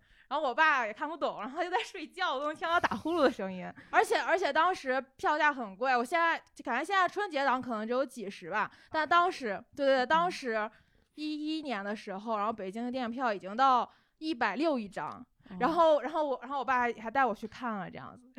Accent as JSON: {"language": "Chinese", "region": "southern Hebei", "country": "China", "tie": "born or raised there", "said": "然后我爸当我家是河北的，而且河北南端。"}